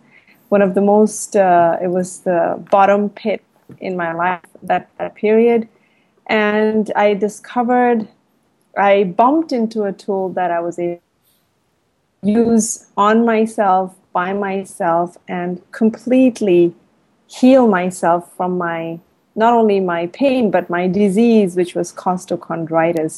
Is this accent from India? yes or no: yes; India; now in Thailand; I'm an Indian. I live in Thailand